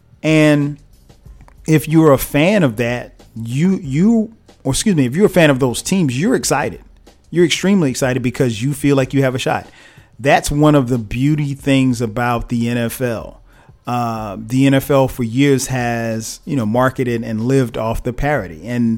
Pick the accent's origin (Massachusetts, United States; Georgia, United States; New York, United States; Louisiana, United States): Georgia, United States; Atlanta; even my hometown Hawks